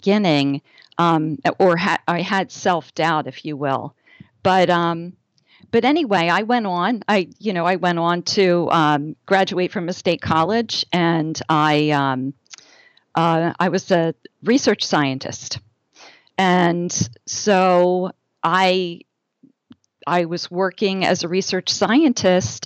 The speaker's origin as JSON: {"language": "English", "region": "New Jersey", "country": "United States", "tie": "born or raised there", "said": "I am from the Northeast. I grew up in New Jersey"}